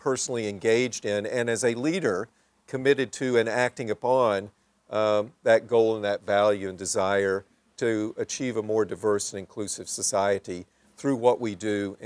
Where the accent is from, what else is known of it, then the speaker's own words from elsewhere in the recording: Little Rock, Arkansas, United States; I grew up in Little Rock, Arkansas, the segregated South